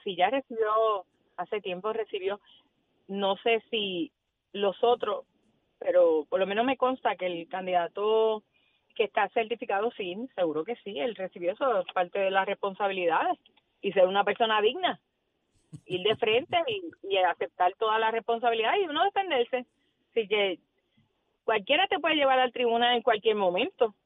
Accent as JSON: {"language": "Spanish", "town": "Yauco", "country": "Puerto Rico", "tie": "born or raised there", "said": "vengo de, de un pueblo, yo vengo de Yauco, donde los vecinos todos éramos eh, familia"}